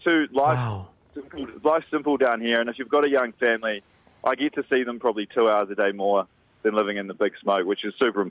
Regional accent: Hawke's Bay, New Zealand; also born or lived in Auckland; now in Christchurch, New Zealand; I'm not from Christchurch originally. I'm a Hawke's Bay boy

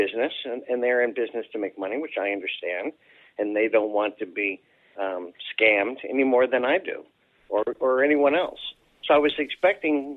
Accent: outside of New York City, United States; I grew up in New York, outside of New York City

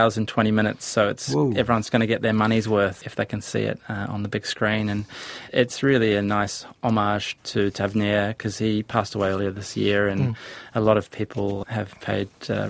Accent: New Zealand

